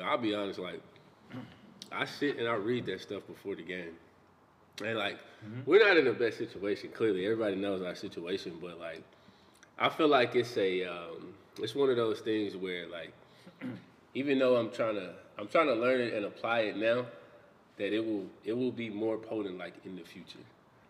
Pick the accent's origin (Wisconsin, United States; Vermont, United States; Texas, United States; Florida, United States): Texas, United States; I grew up in Texas, bro.